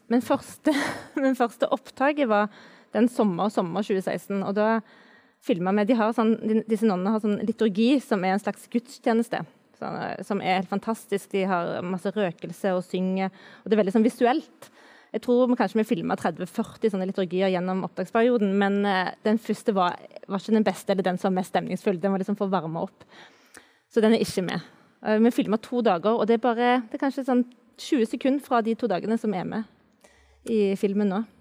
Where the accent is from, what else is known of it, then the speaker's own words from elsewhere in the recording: Stavanger, Rogaland, Norway; min hjemby Stavanger